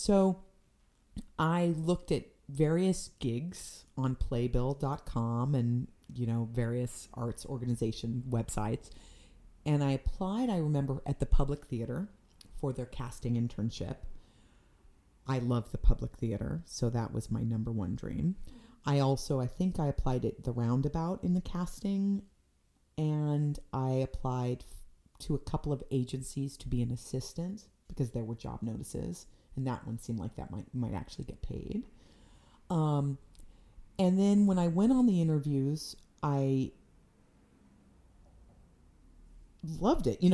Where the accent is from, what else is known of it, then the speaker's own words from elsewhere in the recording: West Coast, United States; moved away; also born or lived in North Carolina / New York City; I'm from the West Coast.